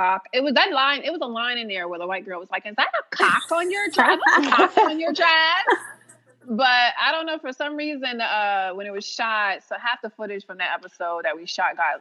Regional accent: New York City, New York, United States; I'm from Harlem

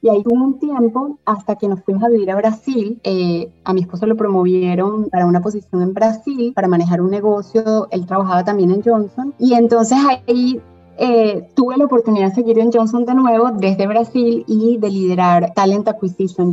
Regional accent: Caracas, Capital District, Venezuela; also born or lived in interior of Venezuela; Soy venezolana, nací en Caracas, me, me crié básicamente en, Caracas

